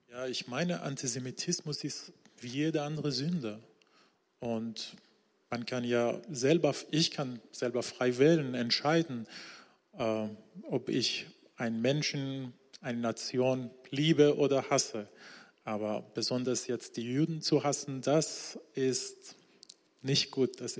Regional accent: Isfahan, Iran; Ich bin in Isfahan im Iran aufgewachsen und heute bin ich ein Nachfolger Jesu.

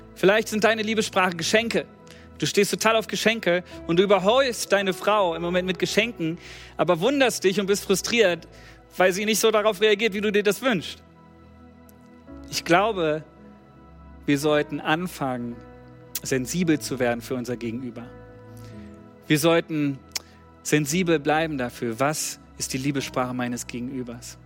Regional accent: Germany; wir haben als Deutsche

